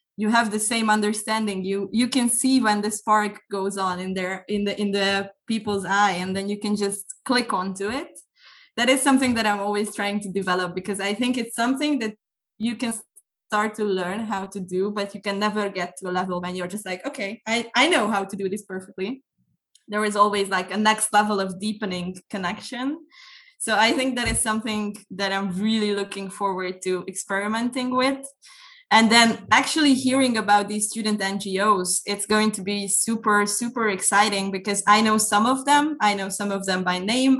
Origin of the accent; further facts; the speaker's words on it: Budapest, Hungary; I am from Budapest, Hungary